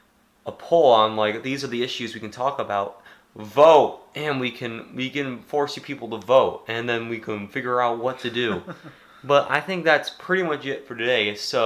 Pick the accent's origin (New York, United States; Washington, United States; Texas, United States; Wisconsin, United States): Texas, United States; We're from Texas.